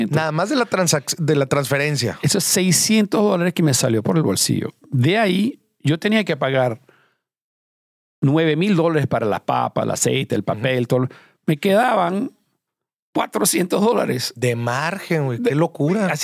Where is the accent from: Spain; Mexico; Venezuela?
Venezuela; also born or lived in Iran; nací en Irán y después la revolución en Irán me fui a Venezuela. Mi familia emigró a Venezuela.